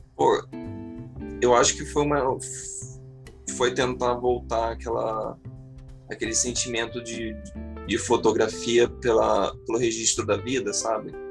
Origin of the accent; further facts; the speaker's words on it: Maricá, Rio de Janeiro, Brazil; sou de Maricá, cidade vizinha de Niterói